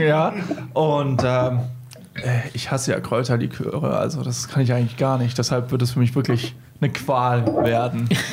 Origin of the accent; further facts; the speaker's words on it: Hesse, Germany; now in Munich, Germany; ich komme ja aus Hesse, deshalb Ei Gute Wie und da trinken wir Äppler